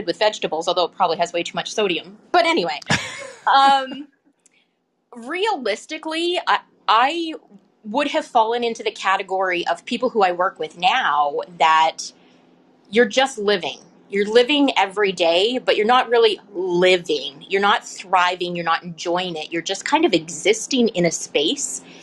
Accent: Canada; I'm Canadian

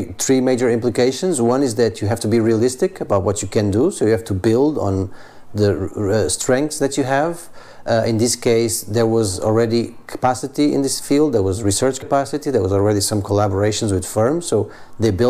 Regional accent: Portugal; I'm originally from Portugal

